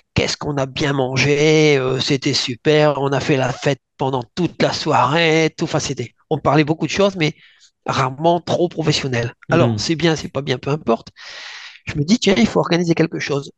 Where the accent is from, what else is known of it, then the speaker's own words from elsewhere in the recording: northern France, France; je suis originaire du nord de la France.